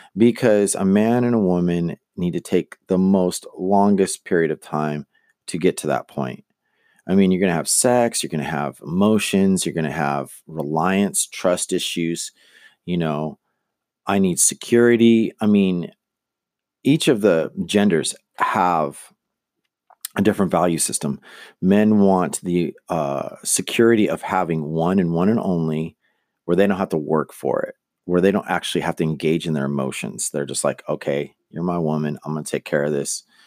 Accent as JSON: {"language": "English", "town": "Manteca", "region": "California", "country": "United States", "tie": "born or raised there", "also_born_or_lived": "Lodi, California", "said": "I was growing up in Manteca, California, which is a, a, it was a farm town"}